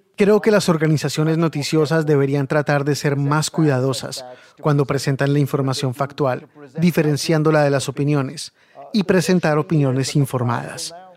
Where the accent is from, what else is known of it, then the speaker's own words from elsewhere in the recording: India; moved away; Yo me crié en India